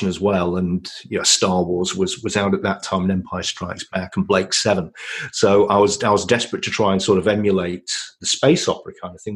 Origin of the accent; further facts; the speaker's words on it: Yorkshire and the Humber, United Kingdom; now in Ontario, Canada; I'm a Yorkshireman by birth